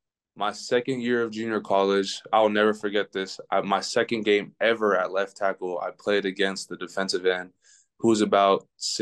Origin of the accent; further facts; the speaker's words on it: San Diego, California, United States; moved away; also born or lived in Portland, Oregon; Growing up in San Diego